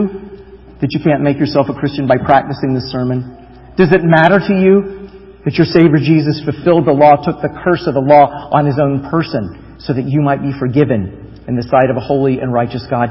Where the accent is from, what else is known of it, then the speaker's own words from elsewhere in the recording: United States; I would say, "America."